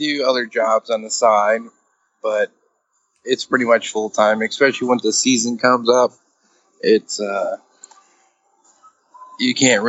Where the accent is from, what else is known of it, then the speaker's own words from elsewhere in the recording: Chicago, Illinois, United States; moved away; And I grew up in Chicagoland area